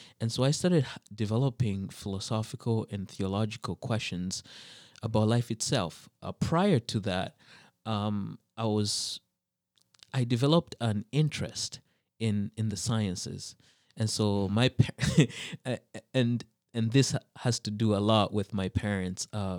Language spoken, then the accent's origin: English; Saint John, New Brunswick, Canada; also born or lived in -; But I grew up mostly in the East Coast, New Brunswick, and New Brunswick. It's a very it's a bilingual province, and so first we were in St. John, New Brunswick.